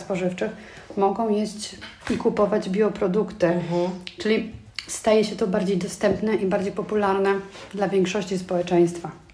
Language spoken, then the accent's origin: Polish; Tomaszów Mazowiecki, Łódź Voivodeship, Poland; now in Germany; ja pochodzę z małego miasta, bo z Tomaszowa Mazowieckiego, 70 tysięcy mm, mieszkańców.